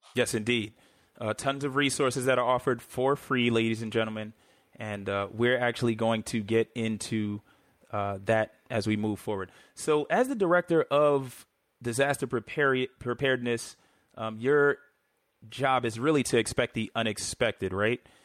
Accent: New York City, New York, United States; growing up in New York City

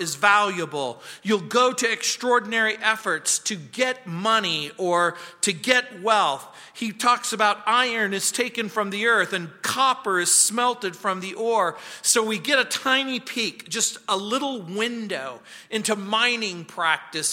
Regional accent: United States; now in Colorado, United States; When I was a kid growing up in the Mojave Desert

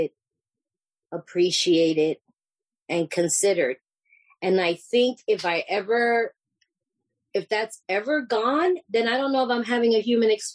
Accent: New York City, New York, United States; I'm this Puerto Rican, you know, I'm from New York City

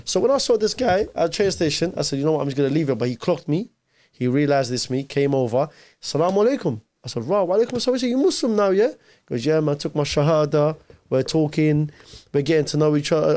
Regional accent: London, United Kingdom; born or raised there; English is a second language; also born or lived in Mosul, Iraq

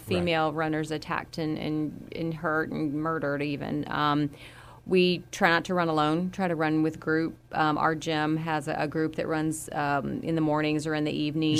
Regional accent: Florida, United States; moved away; I grew up with gators in Florida

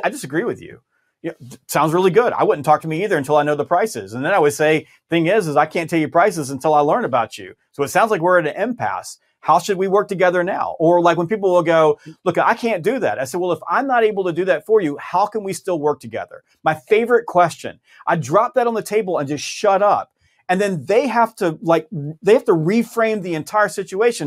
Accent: the South, United States; I'm from the South

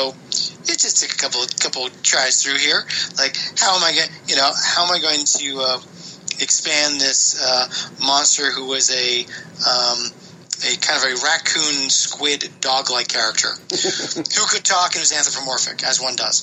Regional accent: East Coast of the United States, United States; now in California, United States; I'm from the East Coast of the United States, and I never had a mango until I moved to California

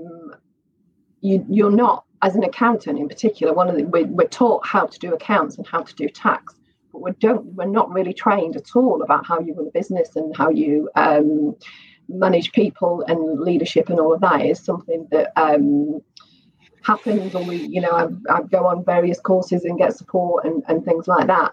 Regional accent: Manchester, North West England, United Kingdom; I grew up in Manchester

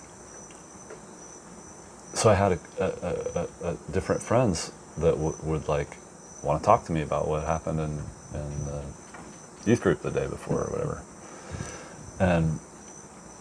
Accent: South Texas, United States; growing up in South Texas, where I went to elementary and junior high school

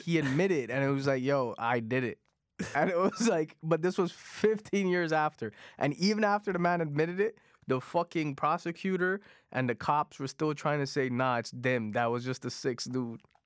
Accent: Toronto, Ontario, Canada; first language Punjabi; English is a second language; I grew up in Jane and Finch

